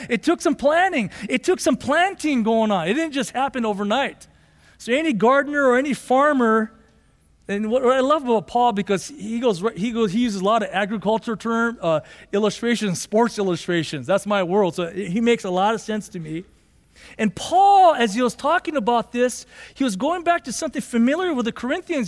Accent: Los Angeles, California, United States; also born or lived in Boyle Heights, Los Angeles / Monterey Park, California / Arcadia, California; growing up, we grew up in Monterey Park or Boyle Heights, then we moved to Monterey Park, and then we moved to Arcadia in nineteen eighty-eight.

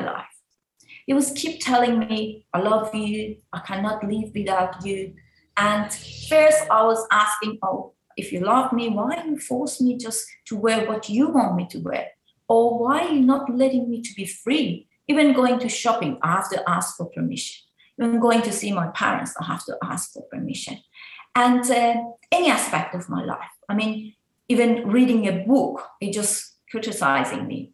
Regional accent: Iran; now in Australia; I was like before in Iran

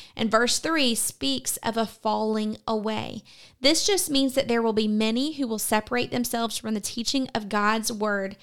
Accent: United States; as American Christians

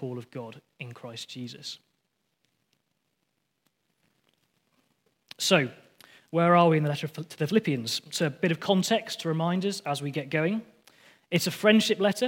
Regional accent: Lancaster, North West England, United Kingdom; I'm from Lancaster

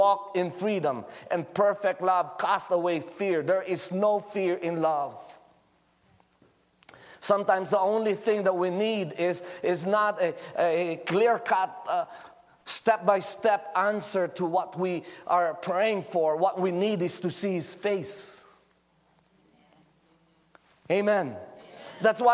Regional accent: Philippines; I'm just a Filipino with thick jackets, you know, barely surviving the winter of Norway.

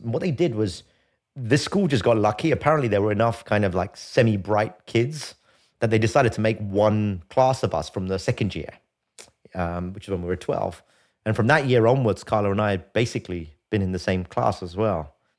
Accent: London, United Kingdom; I grew up in London. Um, in a, in a place called Archway, North London

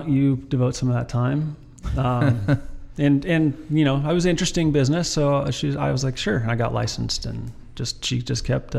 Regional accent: Everett, Washington, United States; also born or lived in Snohomish, Washington; I was born and raised in Everett to an extent. So I lived here, born in 78. Lived here until 87, just down on Nassau Street, right by the hospital.

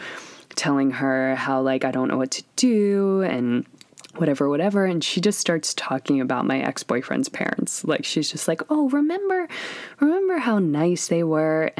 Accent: Pennsylvania, United States; moved away; I'm from Pennsylvania

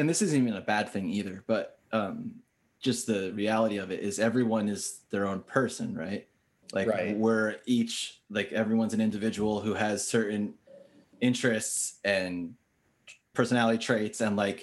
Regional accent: Lake Hopatcong, New Jersey, United States; moved away; that's the town I was from

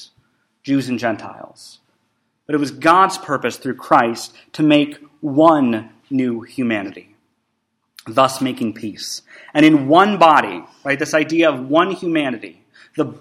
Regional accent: Canada; moved away; I have Canadian citizenship because my dad is a Canadian and I was actually born in Canada

